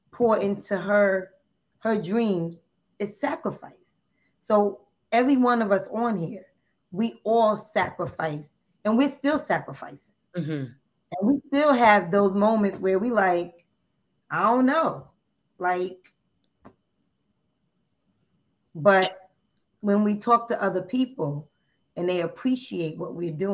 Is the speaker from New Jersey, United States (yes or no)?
yes; New Jersey, United States; I'm from New Jersey